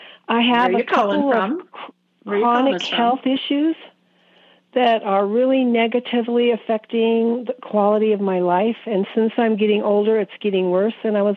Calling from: Billings, Montana, United States; Billings, Montana.

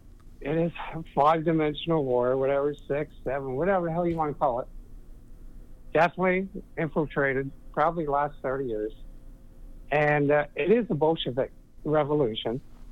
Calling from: Florida, United States; I'm calling from Florida.

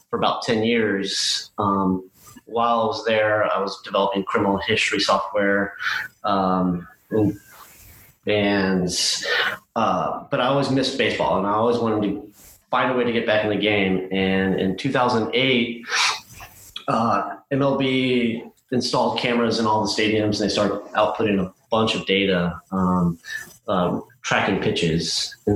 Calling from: Houston, Texas, United States; I am joining you from Houston, Texas.

